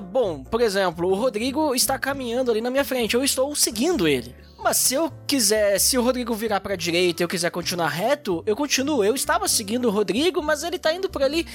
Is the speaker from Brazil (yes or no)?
yes; Gaúcho, Rio Grande do Sul, Brazil; a gente é gaúcho